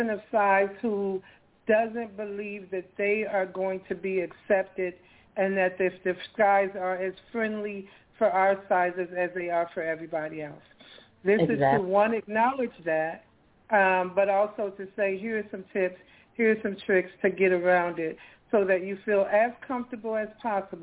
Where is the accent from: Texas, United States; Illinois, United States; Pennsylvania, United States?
Illinois, United States; Chicago; now in Atlanta, United States; I'm from Chicago